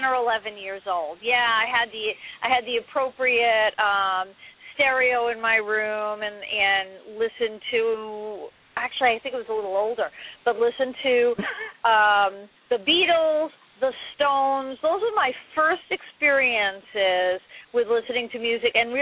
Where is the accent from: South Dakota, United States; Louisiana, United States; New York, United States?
New York, United States; New York City; I grew up in Manhattan, and in Manhattan you don't have cars